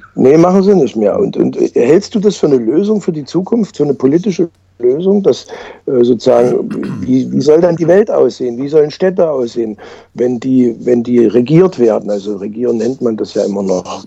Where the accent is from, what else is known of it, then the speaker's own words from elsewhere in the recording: Leipzig, Saxony, Germany; ich bin ja Leipziger